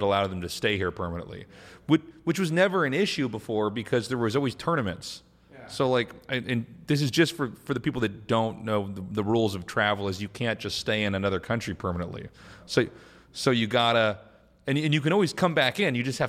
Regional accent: United States; now in South Korea; I'm an American. Like, my military base is here.

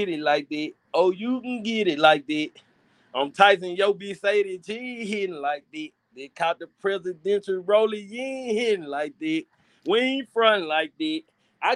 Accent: Memphis, Tennessee, United States; I'm from Memphis

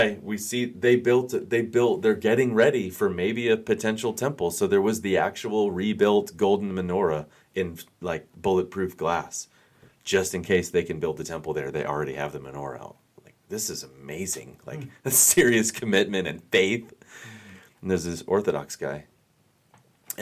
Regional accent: United States; I'm born and raised in the United States

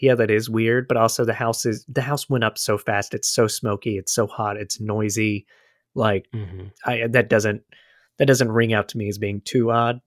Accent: United States; as an American

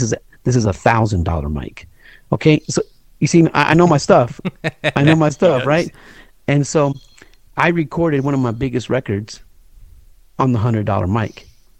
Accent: Chicago, Illinois, United States; There's a lot of cities around Chicago, but I'm from the Chi, you know?

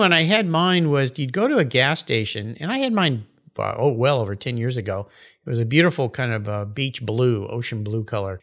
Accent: West Coast, United States; I grew up in the West Coast

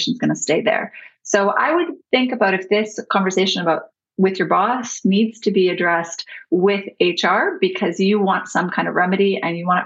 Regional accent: Canada; I'm your Canadian counterpart

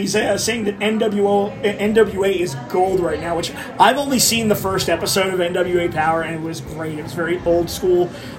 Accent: Philadelphia, Pennsylvania, United States; it's my hometown crowd. We all know what us Philadelphians are famous for.

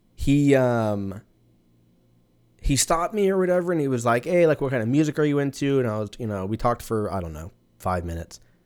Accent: Southern California, United States; moved away as an adult; now in Texas, United States; I was born in Southern California

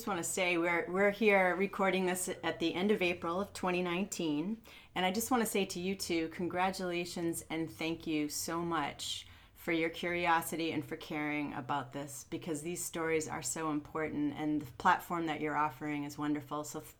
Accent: Cape Elizabeth, Maine, United States; also born or lived in Portland, Maine; I was born in Portland, Maine. And when I was about two, my brother was coming along. We moved here to Cape Elizabeth. So I have lived on Fowler Road or thereabouts almost my entire life.

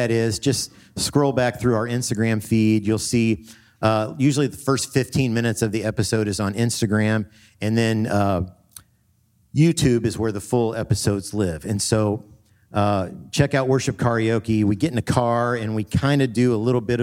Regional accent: Evansville, Indiana, United States; We're both from Evansville, Indiana, down south. We went at different times

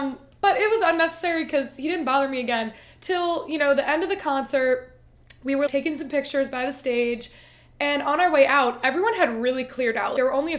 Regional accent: Cleveland, Ohio, United States; he goes, well, where are you from? And I said, Cleveland.

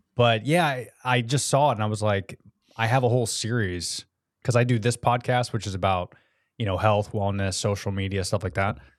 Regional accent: United States; now in Florida, United States; I love being American

